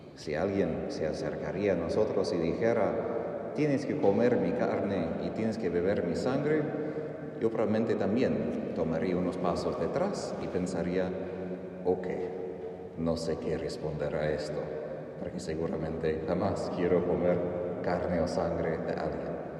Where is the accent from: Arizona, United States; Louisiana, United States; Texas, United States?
Texas, United States; Soy de Texas, mis vecinos al lado izquierdo eran muchas vacas y toros